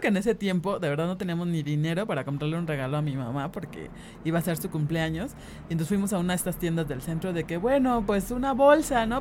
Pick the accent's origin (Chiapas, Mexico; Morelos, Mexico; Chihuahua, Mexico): Morelos, Mexico; Cuernavaca; moved away as an adult; now in Mexico City, Mexico; crecimos en Cuernavaca